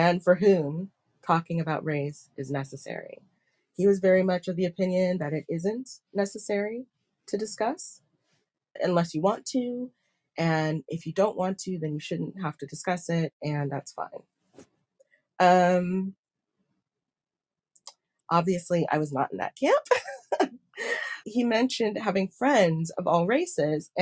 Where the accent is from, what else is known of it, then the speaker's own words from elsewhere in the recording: United States; moved away; growing up in America